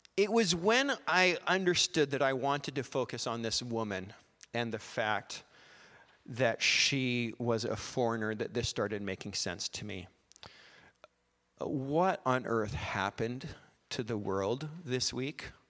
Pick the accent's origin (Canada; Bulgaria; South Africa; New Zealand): Canada; we're Canadian